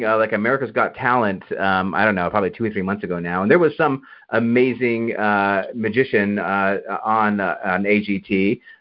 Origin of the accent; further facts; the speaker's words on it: Berkeley, California, United States; I'm from Berkeley